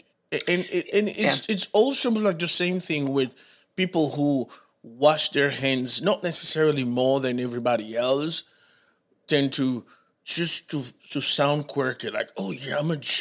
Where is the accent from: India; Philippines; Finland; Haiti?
Haiti; English is a second language; now in Charlotte, United States; I'm from the Caribbean